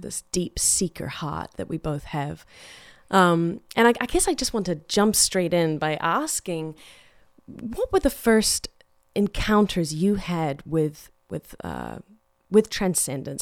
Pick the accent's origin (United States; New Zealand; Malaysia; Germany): New Zealand; growing up in New Zealand